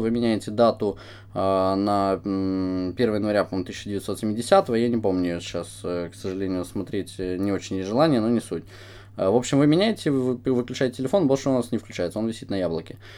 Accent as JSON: {"language": "Russian", "country": "Ukraine", "said": "мы с Украины"}